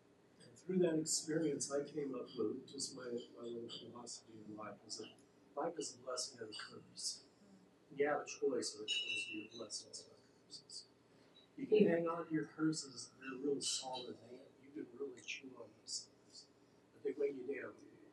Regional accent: Colorado, United States; Well, I came out here from Colorado.

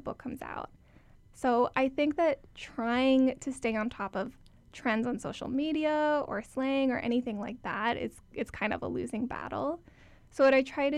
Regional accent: Hawaii, United States; moved away as an adult; growing up in Hawaii

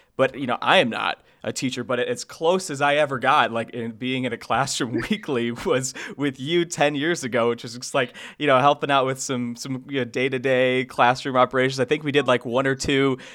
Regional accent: Sandwich, Illinois, United States; moved away; I did drive an hour or so to my hometown to record this audio.

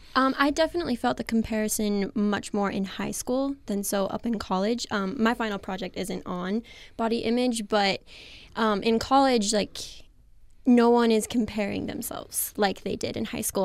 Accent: the Valley, Utah, United States; I grew up in the Valley too. I've been here my whole life

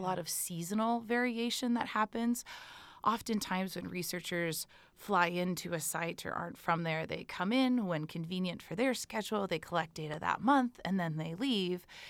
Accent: Texas, United States; I am an American student from Texas

